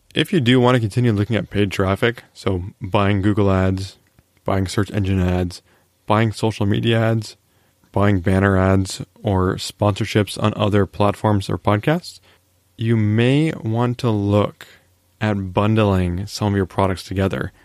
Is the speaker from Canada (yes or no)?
yes; Canada; I am a Canadian after all